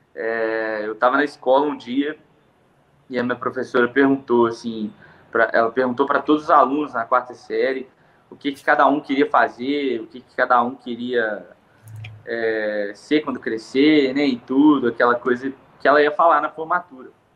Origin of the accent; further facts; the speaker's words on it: Andrelândia, Minas Gerais, Brazil; now in Belo Horizonte, Brazil; eu nasci aqui em Belo Horizonte, né? Sou natural daqui, e quando eu tinha aproximadamente uns oito anos de idade, é, eu fui para Andrelândia morar lá no interior com a minha tia